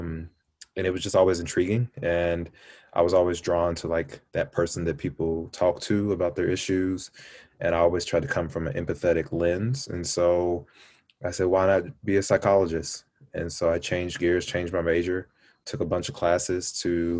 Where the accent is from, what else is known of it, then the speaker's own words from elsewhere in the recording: Louisville, Kentucky, United States; moved away; I grew up in Kentucky. I was an Army brat, but I once got settled in Kentucky, Louisville, Kentucky.